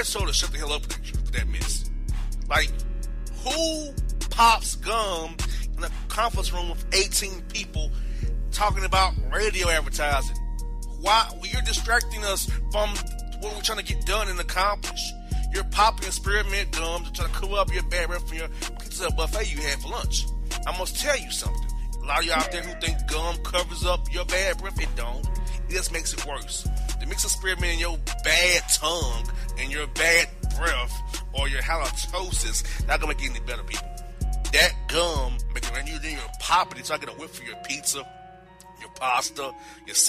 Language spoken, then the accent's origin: English; Florida, United States; now in Atlanta, United States; my home state of Florida